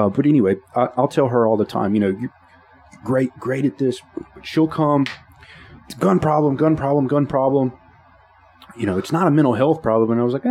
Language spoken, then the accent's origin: English; Caldwell Parish, Louisiana, United States; Growing up in Caldwell Parish, and I was one of the few Hispanic kids there.